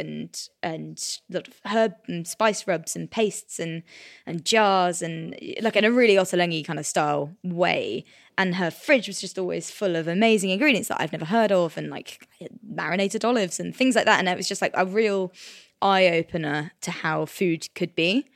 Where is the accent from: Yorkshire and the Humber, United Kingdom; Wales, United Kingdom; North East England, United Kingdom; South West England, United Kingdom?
South West England, United Kingdom; Cornwall; I grew up in Cornwall